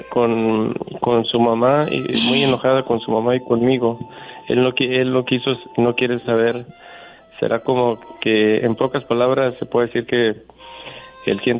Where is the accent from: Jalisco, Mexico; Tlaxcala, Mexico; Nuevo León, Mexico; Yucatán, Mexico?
Jalisco, Mexico; Cuquío; Parece, parece gente de mi pueblo la que habla. Yo, yo soy de un ranchito, ya ando dice de la aldea.